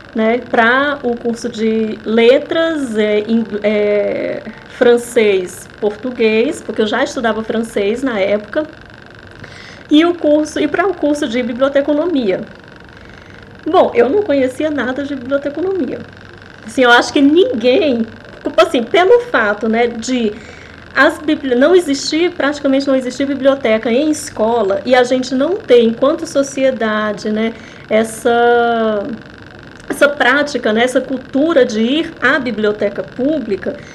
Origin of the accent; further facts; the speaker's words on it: Fortaleza, Ceará, Brazil; moved away; Eu morava em Fortaleza, né? Eu sou de Fortaleza, eu sou do cearense.